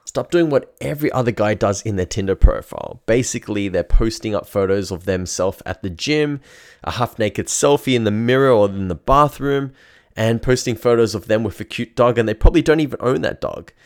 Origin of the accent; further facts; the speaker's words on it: Melbourne, Victoria, Australia; I'm from Melbourne in Australia